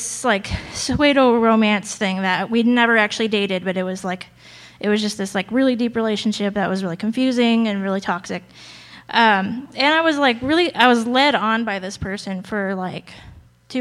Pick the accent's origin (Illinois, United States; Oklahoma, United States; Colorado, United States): Colorado, United States; also born or lived in Arizona; I moved from Arizona, where I was born, to Colorado in fifth grade.